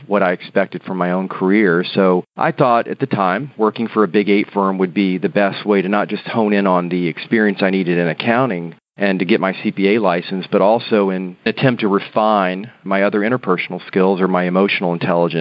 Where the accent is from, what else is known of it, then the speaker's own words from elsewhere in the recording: Florida, United States; I was born and raised in Florida, and I went to the University of North Florida in Jacksonville, Florida